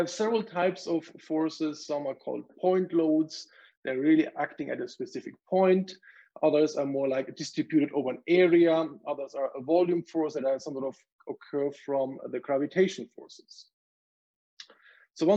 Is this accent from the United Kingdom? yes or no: no; Germany; moved away as an adult; now in Calgary, Canada; I grew up in Germany